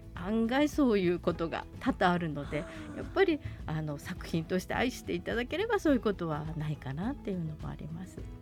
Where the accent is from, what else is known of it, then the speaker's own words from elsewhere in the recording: Tokyo, Japan; now in Sapporo, Japan; 私は東京出身